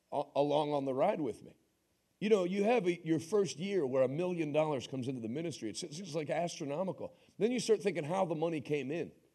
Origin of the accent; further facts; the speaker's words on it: United States; I'm an American.